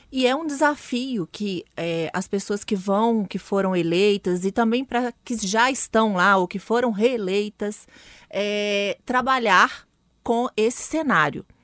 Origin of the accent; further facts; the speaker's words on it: Minas Gerais, Brazil; Como mineira falando mesmo